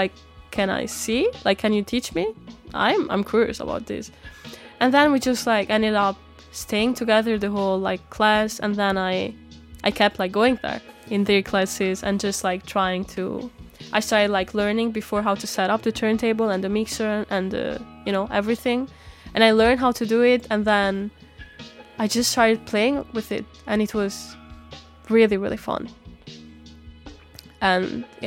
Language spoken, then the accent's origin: English; northern Italy, Italy; moved away as an adult; also born or lived in Denmark / Albania; now in Copenhagen, Denmark; until I was 19 years old, I've been growing up in Italy, in the north of Italy